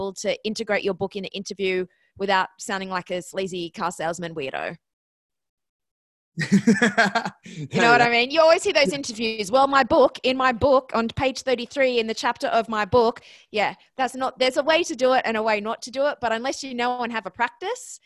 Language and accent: English; Australia; moved away as an adult; also born or lived in Ohio, United States; now in New York, United States; I'm Australian. That's where the accent comes from. I'm in New York right now